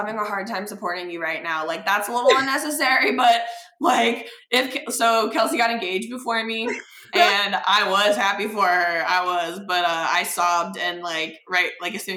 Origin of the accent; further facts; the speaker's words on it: Cincinnati, Ohio, United States; we grew up in Cincinnati, like we were little ballerinas together